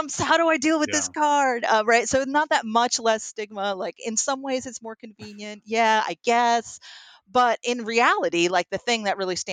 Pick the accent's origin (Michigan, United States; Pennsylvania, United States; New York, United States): New York, United States; Troy; a residential YWCA in my hometown of Troy, New York.